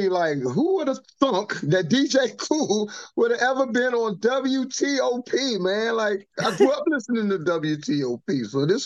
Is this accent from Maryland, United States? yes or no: no; Washington, District of Columbia, United States; I'm from Southeast Washington D.C.